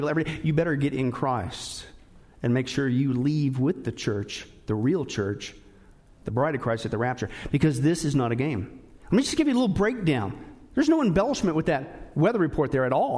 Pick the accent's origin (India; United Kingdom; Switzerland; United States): United States; Kansas and Nebraska, Midwest; I grew up in Kansas and Nebraska